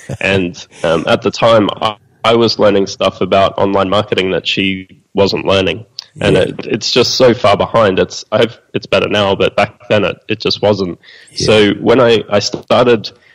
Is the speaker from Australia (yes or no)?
yes; Australia; being Australian